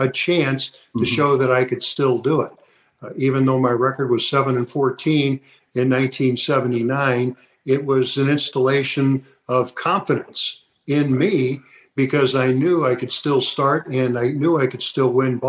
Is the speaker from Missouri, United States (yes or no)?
yes; St. Louis, Missouri, United States; while I was in high school because I'm from St. Louis.